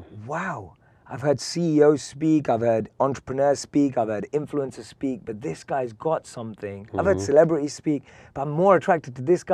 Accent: London, United Kingdom; accent: British; I'm from London, born and raised.

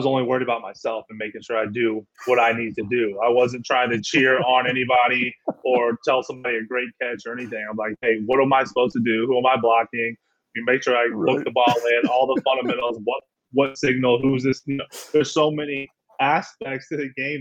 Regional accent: Kearney, Missouri, United States; I'm from Kansas City. I felt like my whole town of Kearney was there

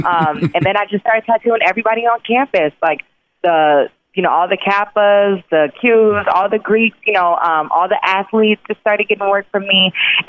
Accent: Chicago, Illinois, United States; Like, yeah, I'm from Chicago. I'm a tattoo artist.

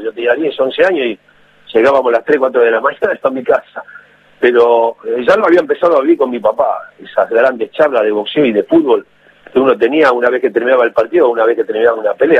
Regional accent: Avellaneda, Buenos Aires Province, Argentina; also born or lived in Montevideo, Uruguay; cuando me crié con mi abuela en Avellaneda

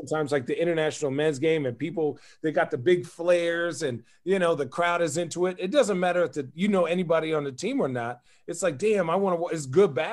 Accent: Arizona, United States; I'm from Arizona.

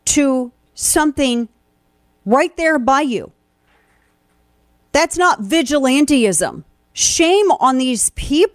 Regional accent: Missouri, United States; my home state of Missouri.

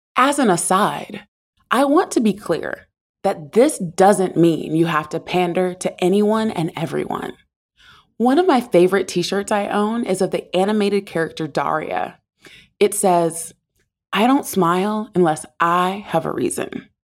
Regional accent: the South, United States; I grew up in the South

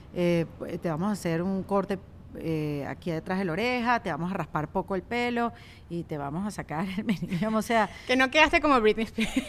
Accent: Venezuela; más como venezolanas

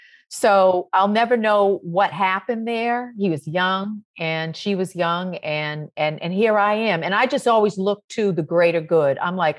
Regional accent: Roxbury, Massachusetts, United States; Like I grew up in Roxbury, Massachusetts.

